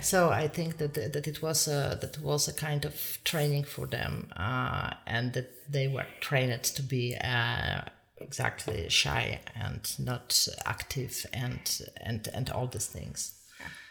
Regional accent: Poland; moved away as an adult; now in Ireland; I am from Poland, but uh, but actually my parents, nor of them is Polish

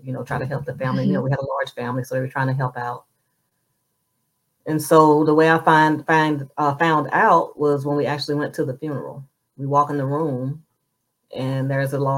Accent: Moss Point, Mississippi, United States; moved away as an adult; I'm from Moss Point, Mississippi, and I'm a number 9 of 12 children

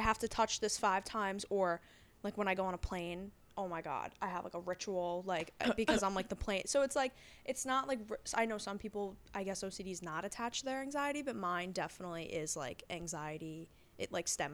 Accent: Long Island, New York, United States; Long Island. Me and Kat went to high school together

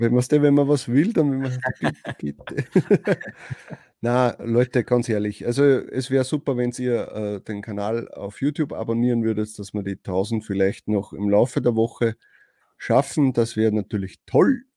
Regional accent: Austria; Bei uns in Österreich

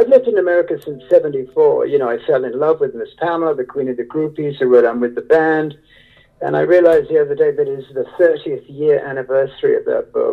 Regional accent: United Kingdom; moved away; I was raised in the Gothic Wuthering Heights atmosphere of British aristocracy

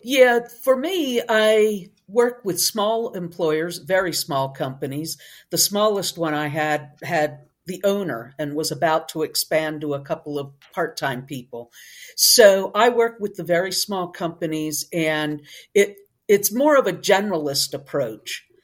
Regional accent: Northeast, United States; moved away; also born or lived in Tennessee / Texas; originally, I'm from the Northeast, but I migrated south away from the really cold, long winters.

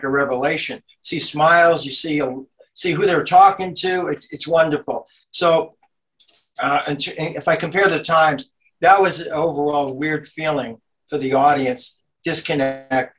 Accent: New York City, New York, United States; I grew up in Brooklyn

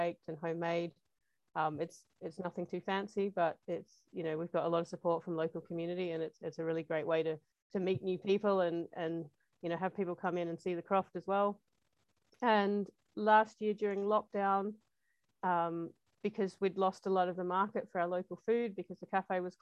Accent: Australia; moved away as an adult; also born or lived in Northwest Highlands, Scotland; now in Scotland, United Kingdom; I'm from Australia. I grew up there. I lived there until I was, you know, well into my 30s.

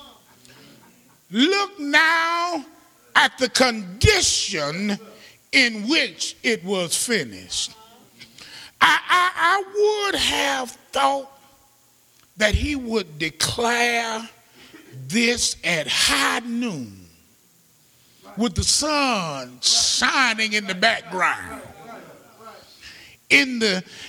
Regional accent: Birmingham, Alabama, United States; moved away; We're from Birmingham

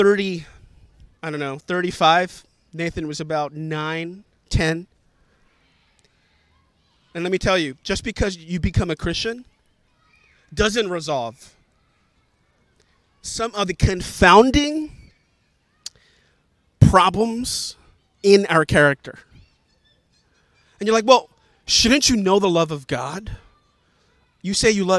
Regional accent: New York City, New York, United States; I'm a New Yorker. I grew up here

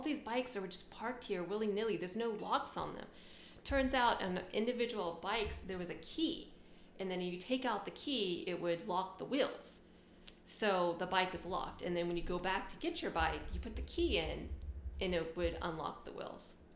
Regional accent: Knoxville, Tennessee, United States; moved away as an adult; also born or lived in Japan / Richmond, Virginia; I'm from Tennessee, Knoxville, okay. Tennessee

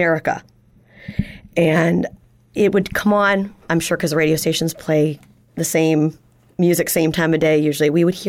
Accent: Northern Virginia, United States; moved away as an adult; also born or lived in Portland, Maine / Buffalo, New York / Orchard Park, New York; I was born in Portland, Maine, moved quickly out of Maine, and my family first lived in Buffalo, New York, Orchard Park, New York, and then moved to Northern Virginia and grew up in the Northern Virginia area until it was time for me to head off to school.

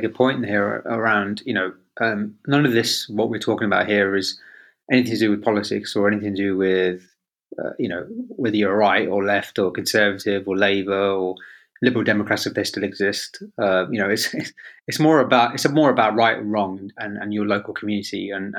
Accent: Birmingham, West Midlands, United Kingdom; moved away; also born or lived in Leamington; I came from a working class background in Birmingham. I was born and raised in Borsaleigh, and before we moved to Leamington, we were poor. You know, we were council housed

